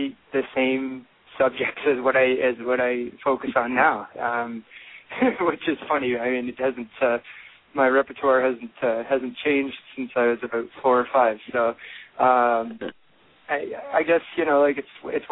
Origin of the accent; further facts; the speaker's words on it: Elora, Ontario, Canada; also born or lived in London, Ontario / Toronto; I am from Elora, Ontario, Canada, which is, again, 2 hours north of Toronto. It's a small town. It's got, it's getting bigger as I'm getting older, but when I grew up there